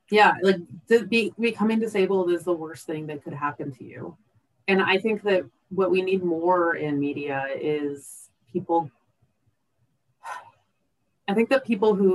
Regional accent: Seattle, Washington, United States; I grew up in the Pacific Northwest, so I was a huge nature person. I grew up in the Seattle area of Washington State.

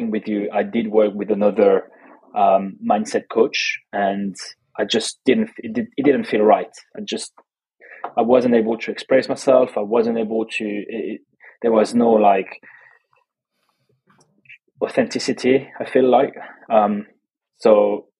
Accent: Toulouse, Occitania, France; English is a second language; moved away as an adult; also born or lived in Australia; now in London, United Kingdom; Toulouse. I grew up in Toulouse.

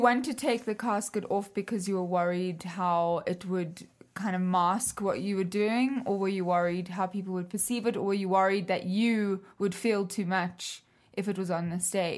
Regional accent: South Africa; moved away; I'm foreign, like, I come from South Africa

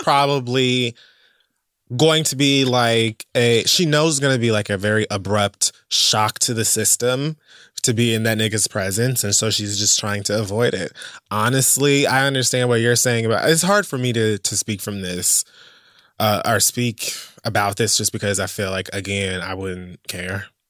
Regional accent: Miami, Florida, United States; I'm from Miami

